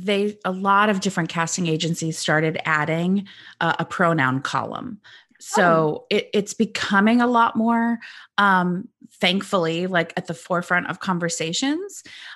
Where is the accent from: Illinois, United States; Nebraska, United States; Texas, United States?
Illinois, United States; But I'm originally from Central Illinois, so I grew up like, go Cubs, go Bears, etc.